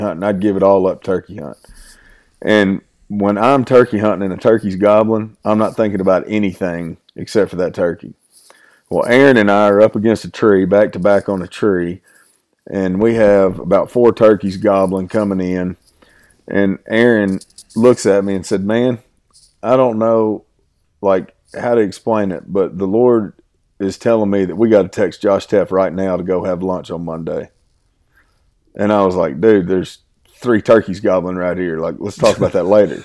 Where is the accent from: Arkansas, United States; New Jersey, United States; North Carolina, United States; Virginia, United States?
Arkansas, United States; Southeast; now in Oklahoma, United States; I'm from Southeast Arkansas. I'm, my family farms in Dumas, Arkansas.